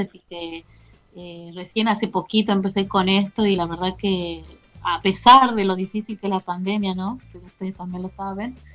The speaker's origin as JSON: {"language": "Spanish", "region": "Tucumán", "country": "Argentina", "said": "yo soy de Tucumán"}